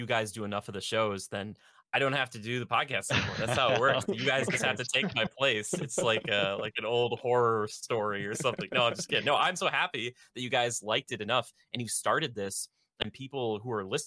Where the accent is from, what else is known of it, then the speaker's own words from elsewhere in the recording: Minnesota, United States; I'm from Minnesota